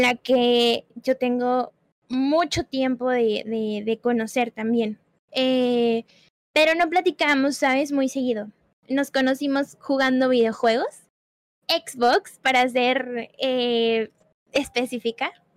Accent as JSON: {"language": "Spanish", "region": "Puebla", "country": "Mexico", "said": "yo soy de Puebla"}